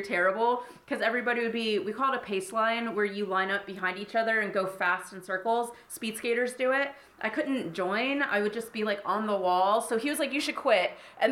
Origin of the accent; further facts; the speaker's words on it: Columbus, Ohio, United States; moved away as an adult; also born or lived in Florida; I grew up in Columbus, Ohio